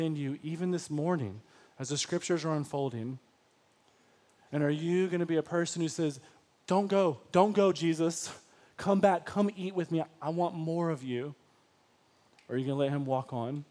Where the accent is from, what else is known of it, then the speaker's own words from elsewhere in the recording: Detroit, Michigan, United States; I was from Detroit public school systems